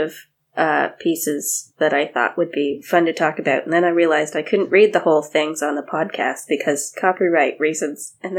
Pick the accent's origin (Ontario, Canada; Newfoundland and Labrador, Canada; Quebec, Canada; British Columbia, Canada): Quebec, Canada; because I grew up in Quebec